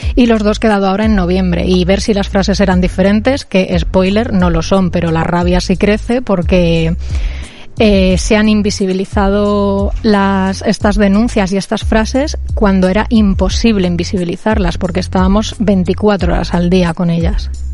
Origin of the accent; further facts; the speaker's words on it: Cuenca, Castilla-La Mancha, Spain; moved away as an adult; now in Bilbao, Spain; donde yo vengo, que es Cuenca